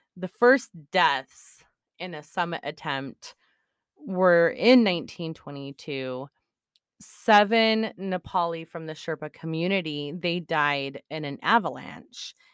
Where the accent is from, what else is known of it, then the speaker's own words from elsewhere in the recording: Israel; moved away; I come from Israel